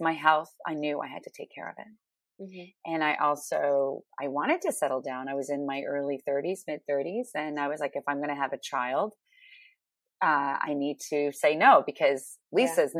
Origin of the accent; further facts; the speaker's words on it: Ottawa, Ontario, Canada; moved away as an adult; also born or lived in Toronto / New York City; I'm from Ottawa, Canada